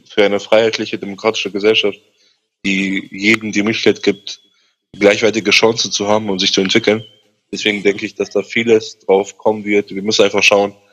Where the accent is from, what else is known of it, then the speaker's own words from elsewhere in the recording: Nordheim, Germany; ich komme aus Nordheim